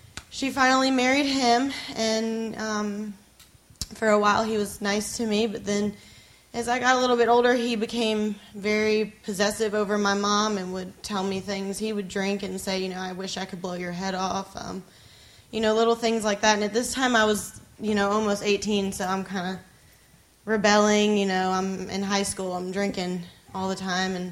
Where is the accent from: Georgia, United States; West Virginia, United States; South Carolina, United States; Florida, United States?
South Carolina, United States; Myrtle Beach; I'm from Myrtle Beach, South Carolina.